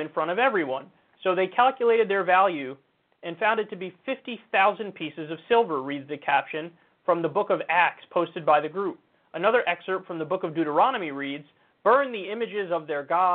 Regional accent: New York, United States; I'm a New Yorker and I'm an American.

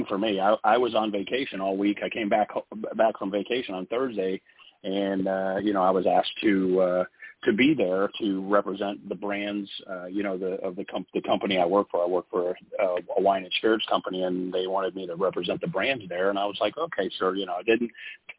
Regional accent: St. Petersburg, Florida, United States; I grew up in St. Pete

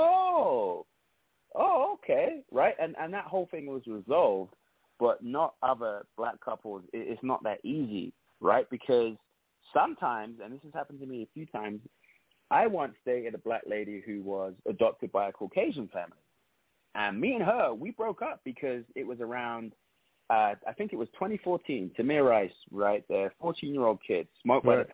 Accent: London, United Kingdom; moved away as an adult; now in United States; I'm from London

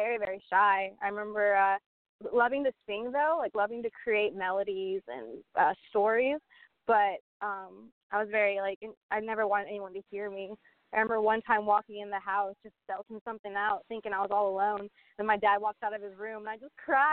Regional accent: Sacramento, California, United States; moved away; also born or lived in Columbia, South Carolina; I'm from Sacramento, California, but I was in Columbia for a good 8 years before finding the guys.

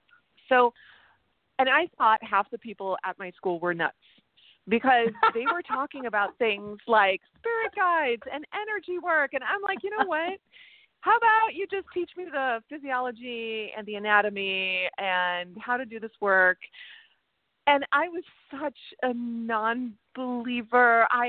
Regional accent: Germany; born there; Yeah, I was born in Germany, but I traveled all over.

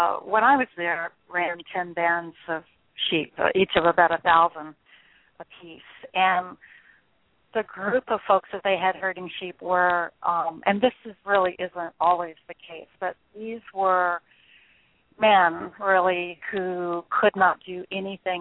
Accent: Nashville, Tennessee, United States; moved away as an adult; also born or lived in northern Wyoming; I grew up in Nashville as one of five children, a minister's daughter.

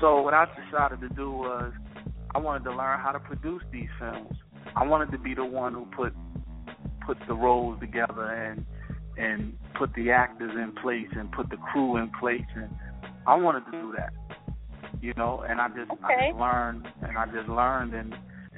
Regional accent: New Jersey, United States; I'm from New Jersey, but I'm in the New York area when it comes to auditions.

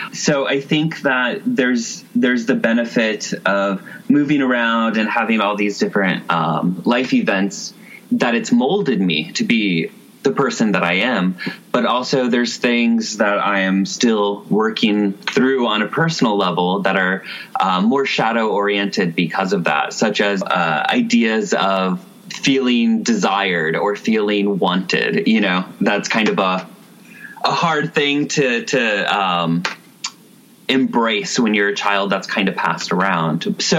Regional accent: California, United States; Kind of all over California. I was originally a foster care kid around the age of like 4 or 5.

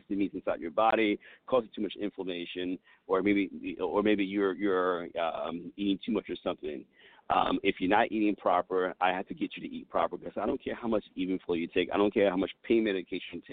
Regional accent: United States; I was born in America.

